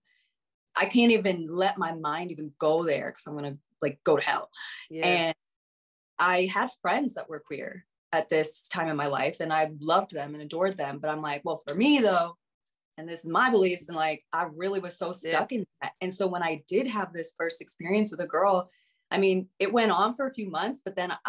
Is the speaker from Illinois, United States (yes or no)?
no; Colorado, United States; Colorado. Okay. And I grew up homeschooled